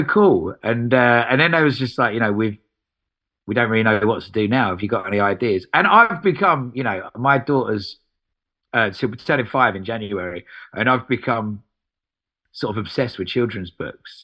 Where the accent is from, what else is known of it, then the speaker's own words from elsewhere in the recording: Essex, East of England, United Kingdom; moved away as an adult; also born or lived in Epping; now in London, United Kingdom; I'm from Essex